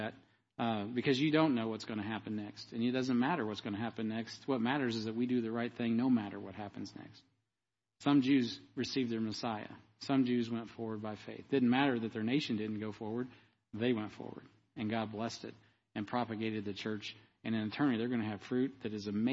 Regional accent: United States; I'm as American as any one of you

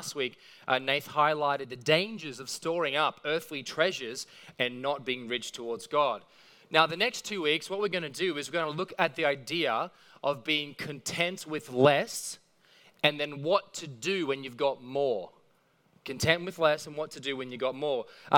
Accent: Mount Warren Park, Queensland, Australia; I grew up in Mount Warren Park, which is near Beenleigh Lee. Essentially kind of the economic dip between Brisbane and the Gold Coast.

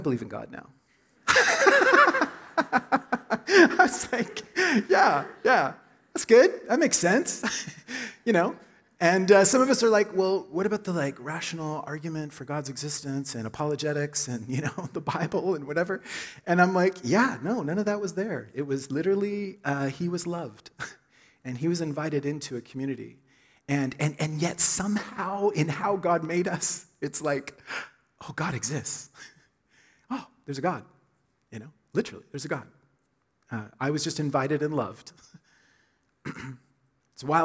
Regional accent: Oklahoma, United States; moved away; I grew up in Oklahoma, Southern Baptist Church.

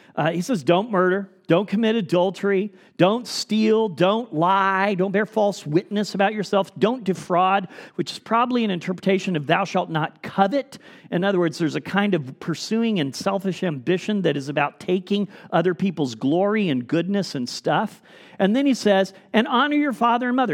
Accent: United States

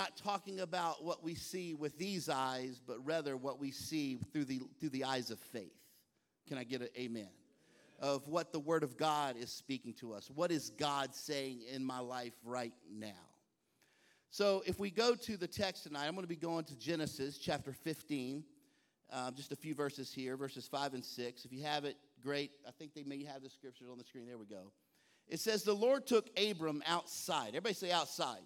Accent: Texas, United States; now in Baltimore, United States; I'm from the South. I was born and raised in Texas.

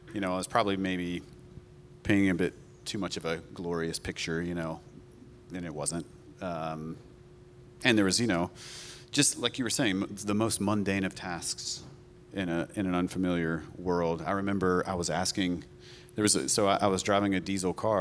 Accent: North Carolina, United States; moved away as an adult; now in Portugal; we're from North Carolina

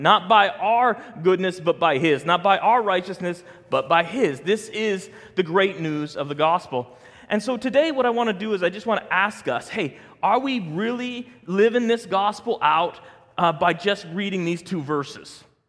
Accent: Denver, Colorado, United States; growing up in South Denver, I knew a lot of Case Van de Dutch

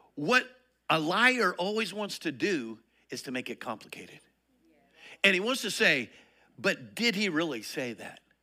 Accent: Colorado, United States; now in Texas, United States; I grew up in Colorado

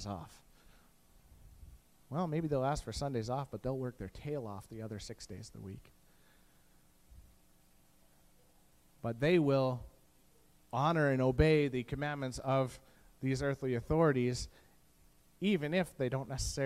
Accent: Canada; as a Canadian

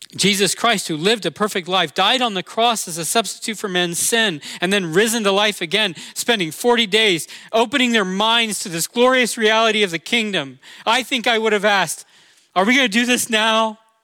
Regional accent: Orlando, Florida, United States; I'm from Orlando, and that's near Cape Canaveral, Florida

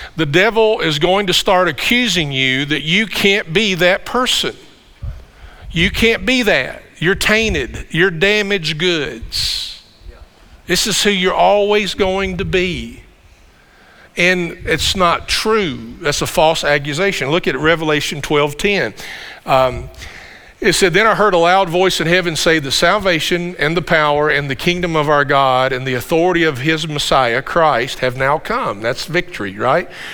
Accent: Campbellsville, Kentucky, United States; we're from the Campbellsville area. This is home for us

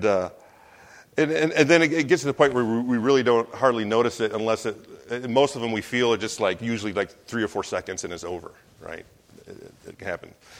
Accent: United States; moved away as an adult; also born or lived in New Zealand; I'm from America

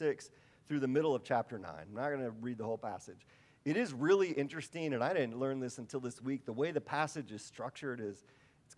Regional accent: Wisconsin, United States; I'm from Wisconsin.

